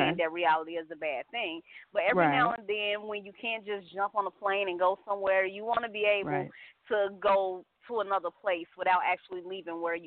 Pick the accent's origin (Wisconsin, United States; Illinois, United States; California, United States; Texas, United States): Illinois, United States; Chicago; I am from Chicago